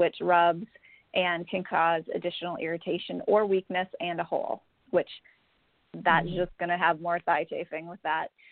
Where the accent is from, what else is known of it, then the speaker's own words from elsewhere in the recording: Minnesota, United States; moved away as an adult; now in Houston, United States; I'm from Minnesota, and about 10 years ago I moved to Houston